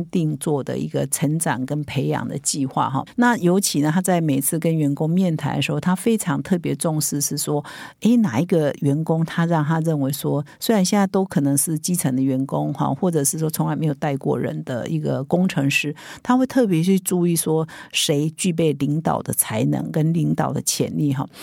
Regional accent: Taiwan; 我们台湾人

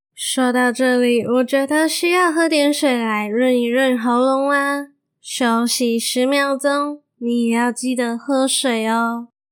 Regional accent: Malaysia; moved away as an adult; also born or lived in Taiwan; 我已经从台湾彻彻底底地的搬回马来西亚生活喽

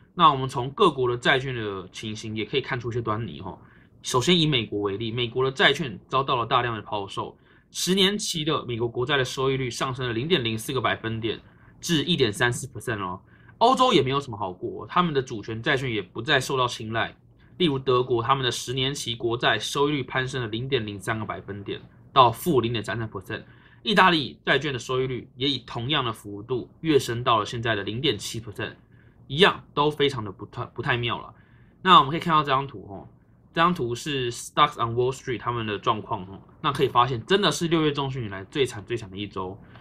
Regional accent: Taiwan; 我们身为台湾人

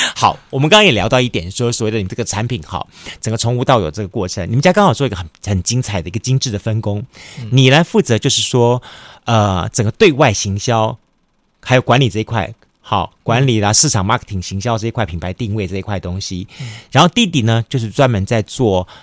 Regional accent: Kaohsiung, Taiwan; 以前我们住小时候在左营眷村那里

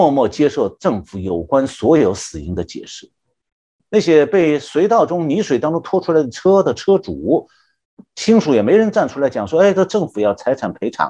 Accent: Shanghai, China; also born or lived in Anhui; now in United States; 我是从小在上海长大的，一直到一九六九年被下放到安徽农村去当农民的时候

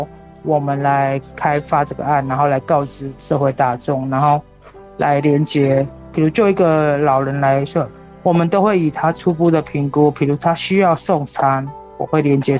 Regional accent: Pingtung County, Taiwan; 土生屏东。对对对。哦。虽然我我可能高中的时候是外，就是去高雄念书，但后来我都是在屏东。

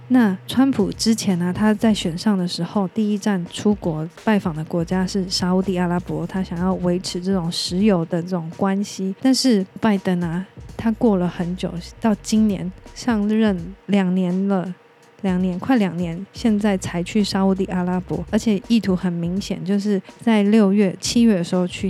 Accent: Taiwan; 我们台湾人

